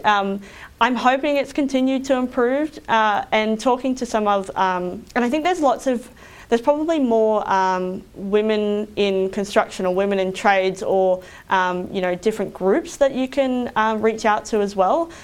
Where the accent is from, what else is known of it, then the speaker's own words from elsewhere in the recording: Roma, Queensland, Australia; I grew up in Roma, which is about six hours west of here.